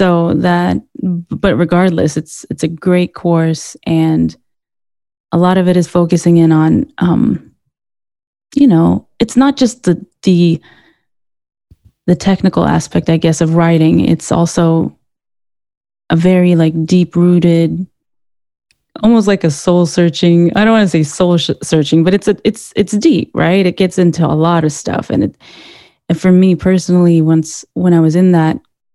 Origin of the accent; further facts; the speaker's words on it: Sweden; moved away as an adult; now in Glendale, United States; I was born and raised in Sweden, and I was in the U.S. on an artist visa